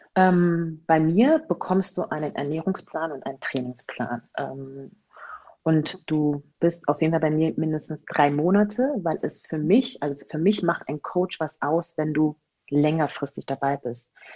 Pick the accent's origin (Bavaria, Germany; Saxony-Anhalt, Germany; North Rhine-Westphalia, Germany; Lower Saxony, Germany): Saxony-Anhalt, Germany; Magdeburg; moved away; also born or lived in Spain / Hamburg / Augsburg; Geboren wurde ich in Magdeburg und ähm, bin dann irgendwann weggezogen von Magdeburg